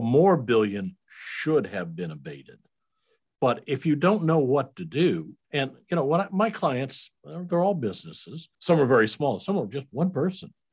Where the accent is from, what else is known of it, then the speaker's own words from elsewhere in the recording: Iowa, United States; moved away as an adult; also born or lived in Kansas City; now in Hickory Creek, Texas, United States; I was born in Iowa. I was a raised as, as a Iowa Midwestern boy, uh, went to high school there.